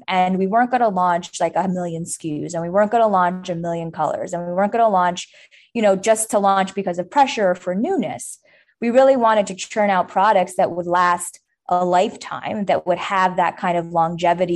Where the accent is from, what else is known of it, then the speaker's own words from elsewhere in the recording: New York, United States; I grew up in New York